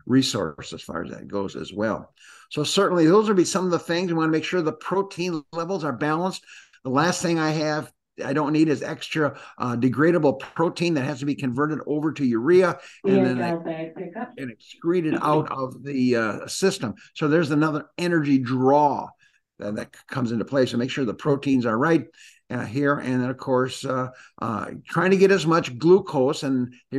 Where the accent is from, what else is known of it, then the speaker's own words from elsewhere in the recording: Green Bay, Wisconsin, United States; moved away; also born or lived in Illinois; growing up in Wisconsin